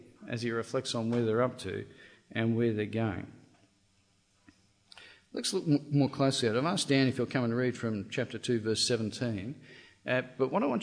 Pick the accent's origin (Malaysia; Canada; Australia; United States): Australia; Now, I'm Australian.